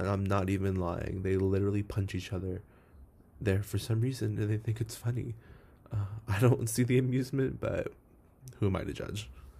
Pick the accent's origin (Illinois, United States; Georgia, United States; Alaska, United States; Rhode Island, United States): Georgia, United States; Atlanta; moved away as an adult; now in Kentucky, United States; me being from Atlanta has really, I guess, odded me out here in a way. I'm a city boy. I know Atlanta's southern, but like Atlanta's a big city.